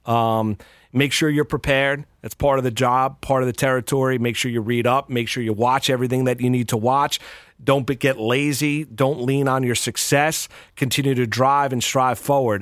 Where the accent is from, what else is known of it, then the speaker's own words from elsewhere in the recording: Pearl River, New York, United States; also born or lived in Blauvelt, New York; I grew up in Pearl River, Bluevelt, i-, in Rockland County